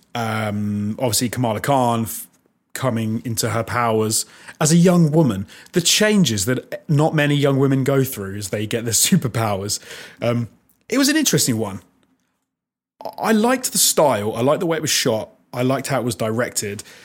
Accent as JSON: {"language": "English", "country": "United Kingdom", "said": "As a Brit"}